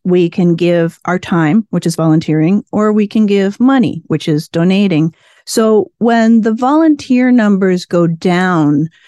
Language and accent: English; Canada; now in Las Vegas, United States; I'm from Canada